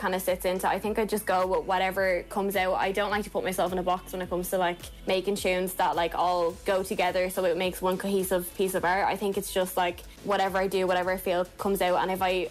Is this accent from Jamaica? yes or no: no; Dublin, Leinster, Ireland; now in Blessington, Ireland; I'm from Dublin, but I live in Wicklow.